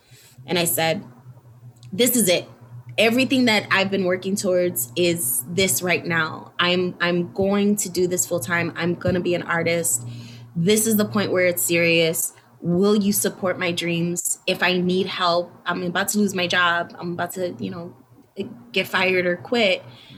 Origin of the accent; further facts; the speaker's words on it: United States; growing up in Humble Park, you always see performances.